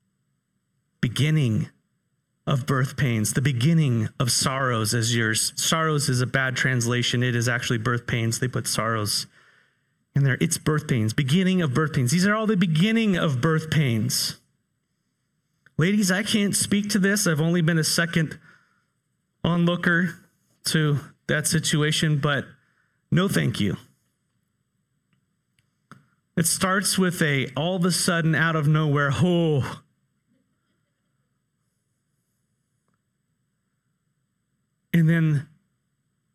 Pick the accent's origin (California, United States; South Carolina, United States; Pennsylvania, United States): California, United States; moved away; I grew up in California